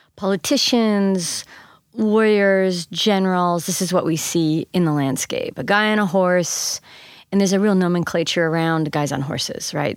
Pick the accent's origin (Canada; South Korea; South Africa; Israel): Canada; now in St. Louis, United States; I grew up in Canada.